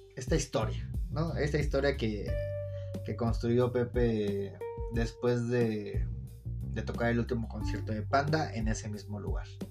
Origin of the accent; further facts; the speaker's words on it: Mexico City, Mexico; de cómo hablo, lo cual si hablo de la verga, pues nací en Iztapalapa